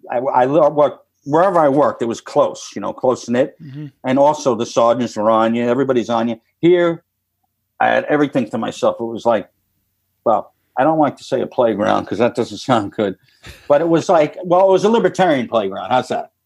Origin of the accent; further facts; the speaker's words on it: New York, United States; moved away; I'm from New York